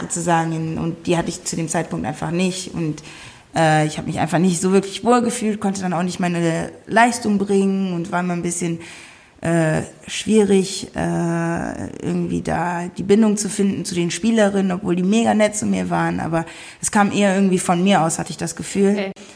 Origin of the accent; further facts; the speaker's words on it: Wuppertal, North Rhine-Westphalia, Germany; moved away as an adult; meine Wurzeln sind allerdings aus Ghana, ähm, bin aber in Deutschland geboren, in Wuppertal